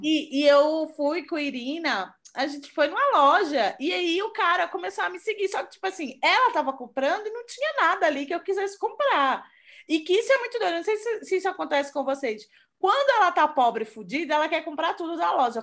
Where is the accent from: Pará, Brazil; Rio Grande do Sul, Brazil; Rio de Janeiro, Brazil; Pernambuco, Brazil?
Pernambuco, Brazil; Recife; moved away as an adult; now in São Paulo, Brazil; eu sou de Recife, eu moro aqui quatro anos